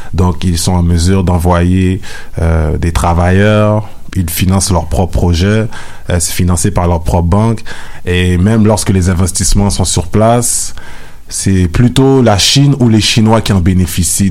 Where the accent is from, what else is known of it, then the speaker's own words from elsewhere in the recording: Montreal, Quebec, Canada; je suis né, j'ai grandi à Montréal